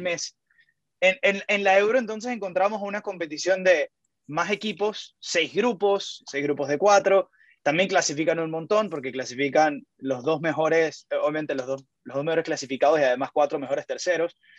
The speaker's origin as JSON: {"language": "Spanish", "country": "Venezuela", "said": "para uno como venezolano"}